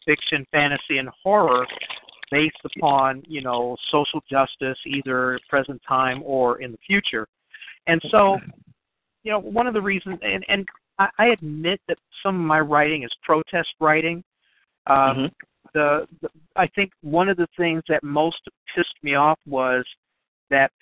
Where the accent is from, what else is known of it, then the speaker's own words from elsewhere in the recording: Chicago, Illinois, United States; I grew up around the University of Chicago area in Chicago